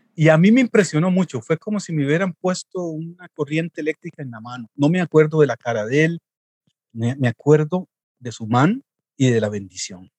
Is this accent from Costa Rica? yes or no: yes; Costa Rica; soy costarricense de nacimiento